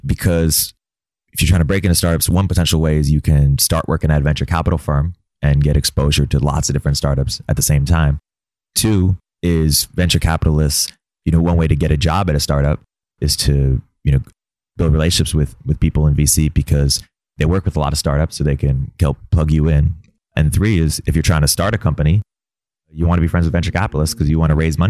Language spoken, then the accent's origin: English; New Jersey, United States; So I grew up in New Jersey, moved around a bunch. My parents are immigrants.